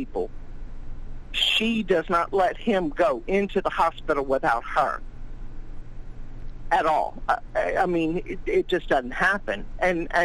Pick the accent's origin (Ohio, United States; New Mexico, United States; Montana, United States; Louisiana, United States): Louisiana, United States; I'm from Louisiana